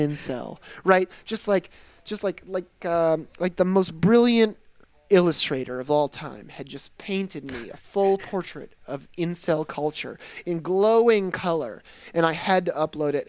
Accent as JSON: {"language": "English", "region": "Michigan", "country": "United States", "tie": "born or raised there", "said": "I grew up in Michigan. I grew up in Michigan, where we have winter"}